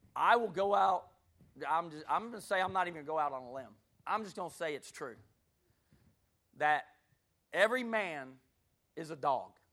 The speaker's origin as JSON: {"language": "English", "town": "Gulf Breeze", "region": "Florida", "country": "United States", "tie": "born or raised there", "also_born_or_lived": "Hattiesburg, Mississippi", "moved": "as an adult", "said": "I grew up in Gulf Breeze, Florida, which is right outside of Pensacola"}